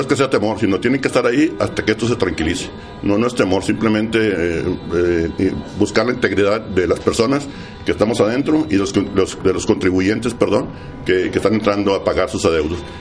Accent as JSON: {"language": "Spanish", "town": "Delicias", "region": "Chihuahua", "country": "Mexico", "said": "somos familia de Delicia, somos amigos de Delicia, ustedes agricultores me conocen"}